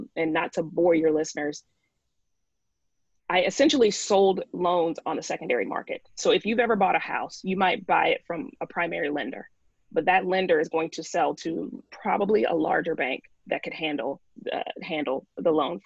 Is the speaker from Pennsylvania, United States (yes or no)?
no; Tuscaloosa, Alabama, United States; now in New York, United States; I am from Tuscaloosa